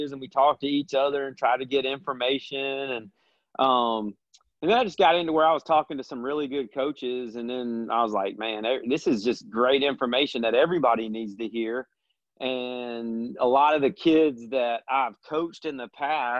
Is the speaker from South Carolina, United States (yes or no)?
yes; South Carolina, United States; moved away as an adult; now in Georgia, United States; I'm a South Carolina boy. I grew up in South Carolina.